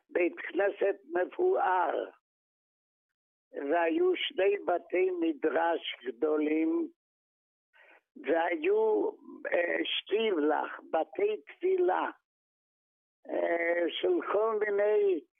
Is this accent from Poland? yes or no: yes; Maków Mazowiecki, Masovian Voivodeship, Poland; moved away as an adult; now in Israel; אני נולדתי בפולין, בעיירה בשם מכוף מזובייצקי.